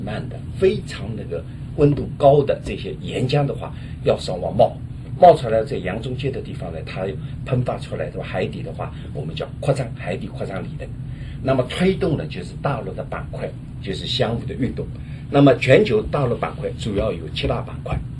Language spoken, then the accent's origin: Chinese; China; 我们的中国人